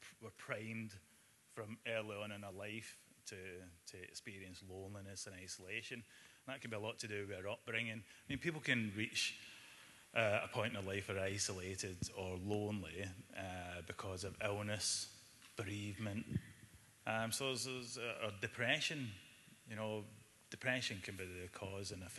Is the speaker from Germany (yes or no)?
no; Glasgow, Scotland, United Kingdom; I was brought up in Glasgow quite a violent family from early on